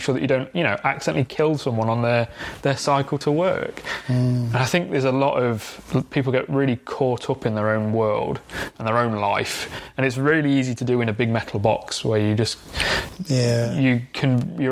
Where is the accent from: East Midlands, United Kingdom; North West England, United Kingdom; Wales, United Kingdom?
East Midlands, United Kingdom; Derbyshire; I grew up in the Derbyshire countryside.